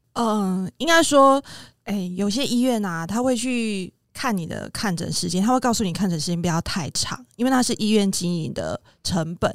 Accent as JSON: {"language": "Chinese", "region": "Kaohsiung", "country": "Taiwan", "tie": "born or raised there", "said": "我是高雄的南部小孩"}